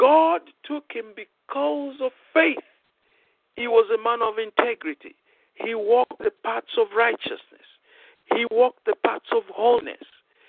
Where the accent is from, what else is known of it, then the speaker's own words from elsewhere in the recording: Nigeria; moved away; I've been in full-time ministry when I came from Nigeria in 1984 until the year 2000.